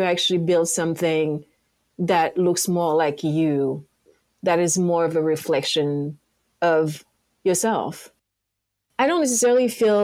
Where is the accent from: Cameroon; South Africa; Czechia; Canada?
Cameroon; Yaoundé, Centre; English is a second language; moved away as an adult; also born or lived in France; now in Los Angeles, United States; Yaoundé, my hometown